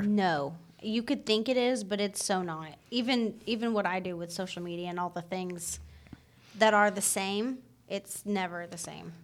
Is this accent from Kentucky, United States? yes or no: no; Michigan, United States; moved away; I grew up in Michigan